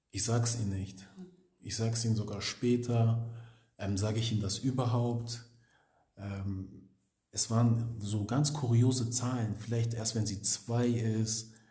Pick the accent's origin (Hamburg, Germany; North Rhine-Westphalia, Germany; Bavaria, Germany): Hamburg, Germany; wir kommen aus Hamburg, das ist so ein Dorf, wo jeder jeder kennt.